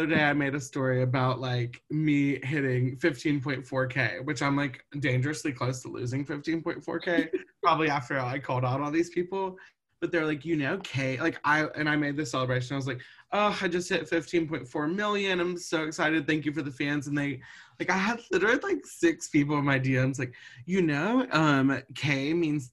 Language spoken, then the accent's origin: English; Montgomery, Alabama, United States; moved away as an adult; now in Atlanta, United States; I'm from Montgomery, Alabama, so also little and fun, and about 45 minutes from Auburn. I moved to Atlanta after college.